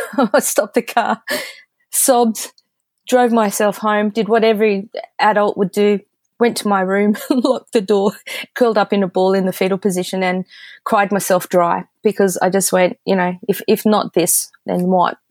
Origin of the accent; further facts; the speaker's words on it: Australia; being the Aussie that I am